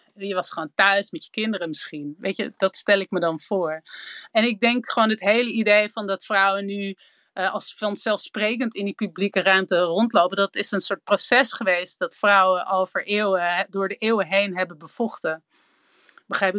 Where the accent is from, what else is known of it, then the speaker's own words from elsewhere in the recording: Amsterdam, North Holland, Netherlands; Ik ben opgegroeid in Amsterdam